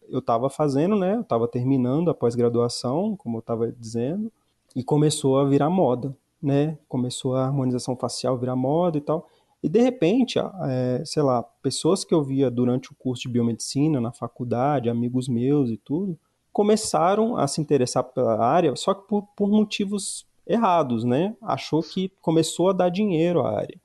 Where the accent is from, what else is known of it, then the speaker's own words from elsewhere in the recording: Ceilândia, Federal District, Brazil; eu sou cidadão ceilandense